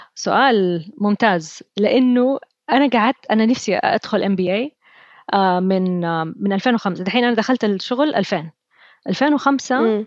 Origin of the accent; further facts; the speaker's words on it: Saudi Arabia; أنا أول سعودية أروح وورتن